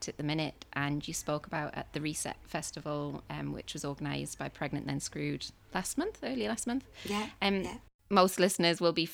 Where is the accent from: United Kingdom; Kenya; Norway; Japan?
United Kingdom; Newcastle upon Tyne, North East England; we're similar ages and we're both from Newcastle